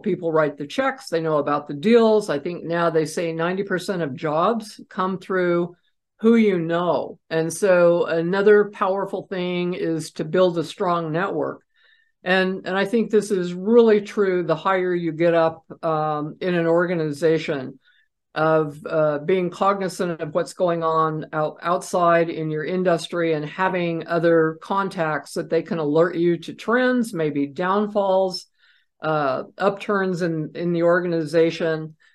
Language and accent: English; Idaho, United States; idaho plates which is where i was raised after my dad retired from the military